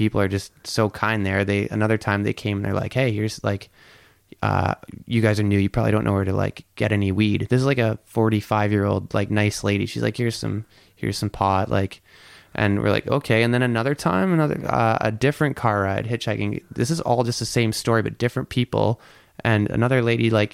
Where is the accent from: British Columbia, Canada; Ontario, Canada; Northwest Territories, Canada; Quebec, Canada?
Ontario, Canada; Lang; now in Vancouver Island, Canada; I'm from Ontario, about an hour and a half east, a little bit north of Toronto. I'm 15 minutes east of Peterborough, Ontario. So I grew up in a little village, a bit over 100 people, little village called Lang